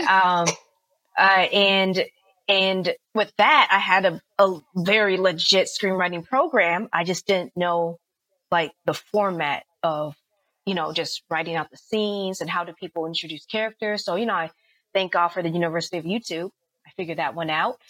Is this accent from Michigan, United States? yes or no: no; the Bay Area, California, United States; now in Los Angeles, United States; I'm from the Bay Area